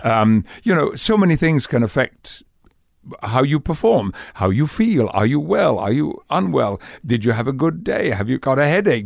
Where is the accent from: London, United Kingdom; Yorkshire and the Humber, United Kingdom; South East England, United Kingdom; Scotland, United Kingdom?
Yorkshire and the Humber, United Kingdom; West Riding of Yorkshire; accent: Yorkshire dialect; I grew up in the north of England, in the West Riding of Yorkshire